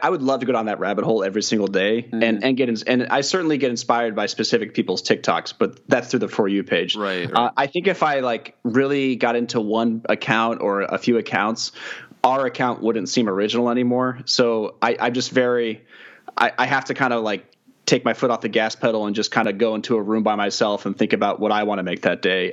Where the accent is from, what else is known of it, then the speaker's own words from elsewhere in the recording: Kansas City, United States; I'm from Kansas City